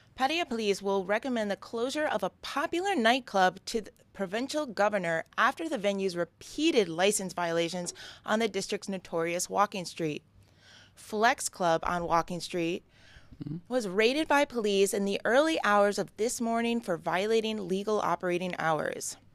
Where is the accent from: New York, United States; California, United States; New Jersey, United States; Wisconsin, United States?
New York, United States; moved away as an adult; now in Thailand; I grew up in New York